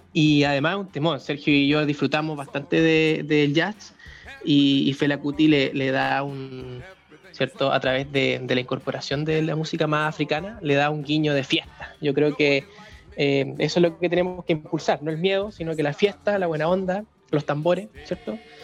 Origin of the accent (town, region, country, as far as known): Chile